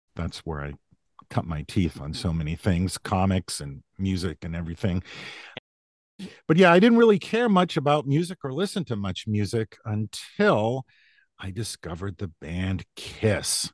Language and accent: English; about an hour outside of Boston, Massachusetts, United States; also born or lived in New Hampshire; I was born in New Hampshire, but I grew up in Massachusetts, about an hour outside of Boston in what was at the time a pretty small rural town